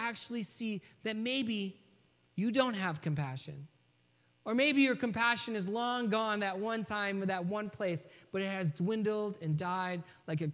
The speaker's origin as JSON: {"language": "English", "region": "Michigan", "country": "United States", "tie": "born or raised there", "also_born_or_lived": "Boston", "said": "growing up in Michigan"}